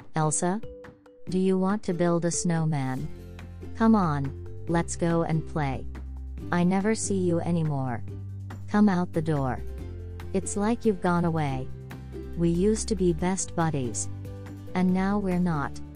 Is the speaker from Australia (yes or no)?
no; Thailand; now in United States; My home country is Thailand